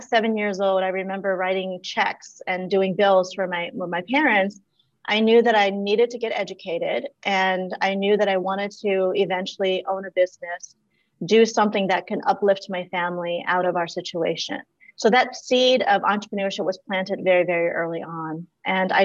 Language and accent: English; Washington, District of Columbia, United States; also born or lived in Laos; growing up, I just knew looking around where we lived in DC, Southeast DC